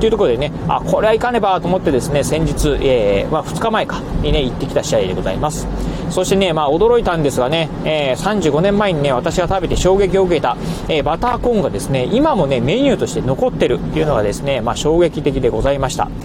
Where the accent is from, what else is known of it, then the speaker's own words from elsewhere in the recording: Kochi, Japan; moved away; 出身がね、高知県でございます。え高校時代までね、まあ、高知でね、生まれ育った